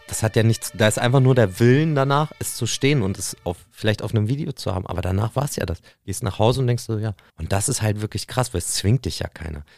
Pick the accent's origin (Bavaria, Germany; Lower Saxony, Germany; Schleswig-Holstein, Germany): Lower Saxony, Germany; Nienburg; ich bin ja in Nimburg aufgewachsen